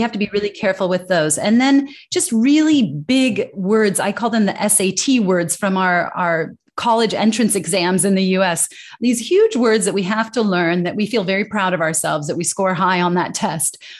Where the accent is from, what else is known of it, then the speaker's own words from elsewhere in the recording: United States; accent: American English; moved away as an adult; as an American